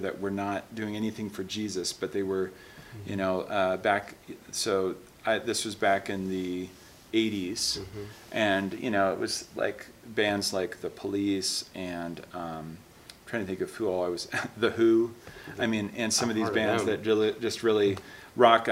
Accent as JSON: {"language": "English", "town": "Seattle", "region": "Washington", "country": "United States", "tie": "born or raised there", "said": "I grew up in Seattle, Washington area."}